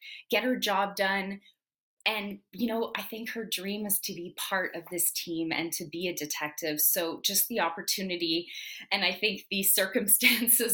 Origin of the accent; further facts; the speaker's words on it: Canada; being French Canadian